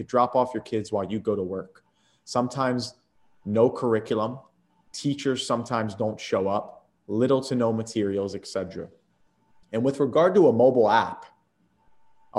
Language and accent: English; Atlantic City, New Jersey, United States; moved away as an adult; also born or lived in Philadelphia / Tampa, Florida; I was lucky enough to be born in Philadelphia and raised in Atlantic City area